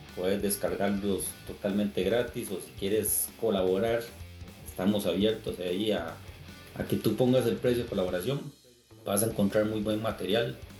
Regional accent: Costa Rica; soy de Costa Rica

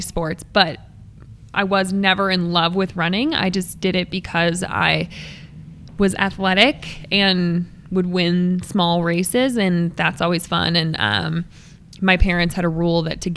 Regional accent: Crested Butte, Colorado, United States; now in Boulder, United States; I was born in Boulder and lived here until I was 7 and then moved to Crested Butte.

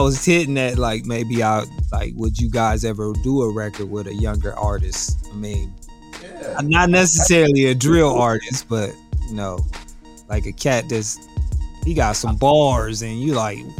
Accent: Columbus, Ohio, United States; I'm from the South End.

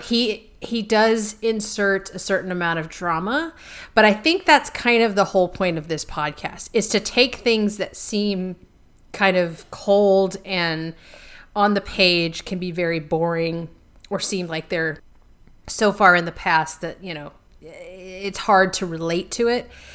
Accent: United States; I'm an American

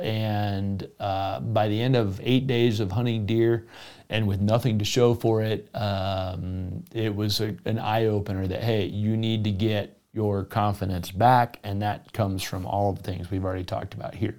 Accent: South Florida, United States; moved away; I grew up in South Florida.

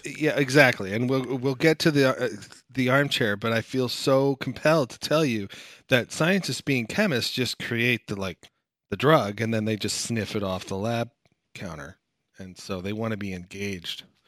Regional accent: United States; I'm American

